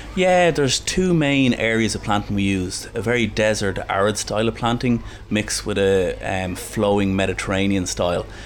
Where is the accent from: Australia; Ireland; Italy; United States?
Ireland; Dublin, Leinster; I'm from Castleknock in Dublin, but my parents um, are from Cavan